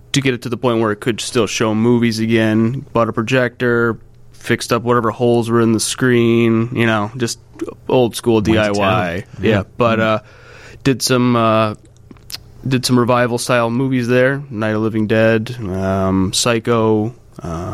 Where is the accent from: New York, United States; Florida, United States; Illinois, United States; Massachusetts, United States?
Illinois, United States; Blue Island; I live in Blue Island. I'm a Southside guy